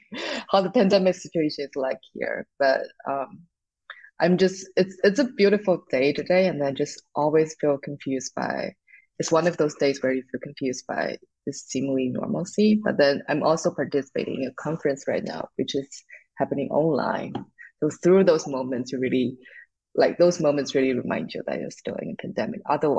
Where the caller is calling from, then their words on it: Jersey City, New Jersey, United States; Sure. I'm calling from New Jersey, specifically Jersey City.